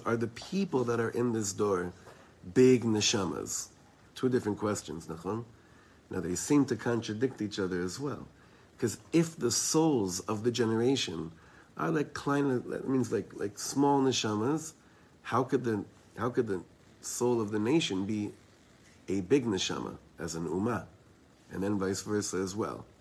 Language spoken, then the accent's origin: English; Israel; I'm from Eretz Yisrael.